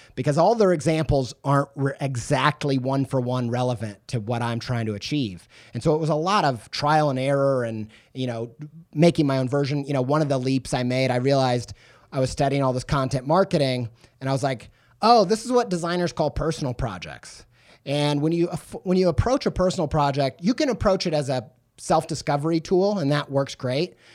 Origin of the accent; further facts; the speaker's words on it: Southern Indiana, United States; moved away as an adult; also born or lived in England; I was raised in Southern Indiana